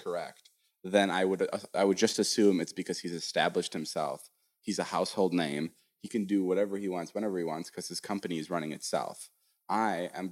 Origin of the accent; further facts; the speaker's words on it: Vernon Hills, Illinois, United States; moved away as an adult; now in Los Angeles, United States; my hometown of Vernon Hills, Illinois, which is a small city, small suburb in Illinois